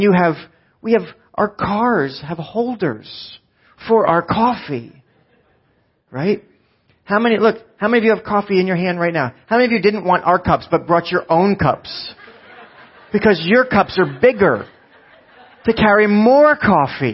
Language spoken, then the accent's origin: English; New Jersey, United States; we're from Jersey